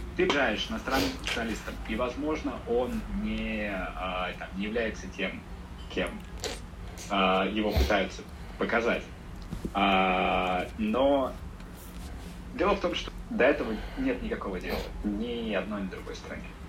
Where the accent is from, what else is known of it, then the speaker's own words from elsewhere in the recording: Russia; now in China; я русский